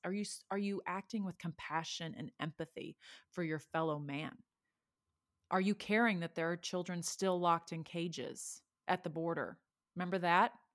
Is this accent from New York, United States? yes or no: no; Texas, United States; moved away; I'm from Texas